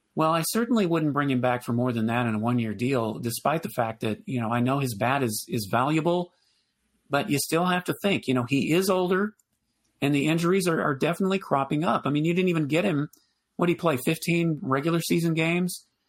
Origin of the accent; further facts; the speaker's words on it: Houston, Texas, United States; I used to be a sports talk show host, but not in Houston, you know, my hometown